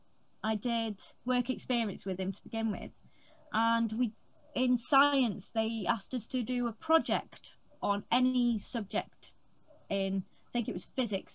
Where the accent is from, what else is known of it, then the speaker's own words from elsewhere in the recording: Anglesey, North Wales, United Kingdom; also born or lived in Wrexham; I'm from North Wales. So I'm from a little island in North Wales called Anglesey